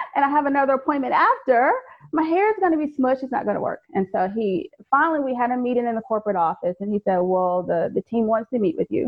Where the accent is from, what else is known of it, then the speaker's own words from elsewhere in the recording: Fayetteville, North Carolina, United States; moved away as an adult; also born or lived in Maryland; I'm originally from Fayetteville, North Carolina.